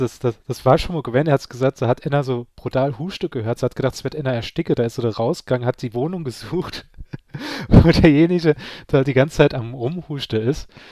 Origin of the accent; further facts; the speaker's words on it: Saarland, Germany; ich bin ein Saarländer